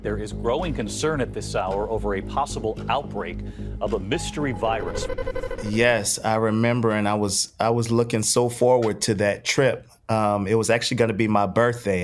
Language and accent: English; New Orleans, Louisiana, United States; I grew up in New Orleans East, which is probably about 15 minutes from like downtown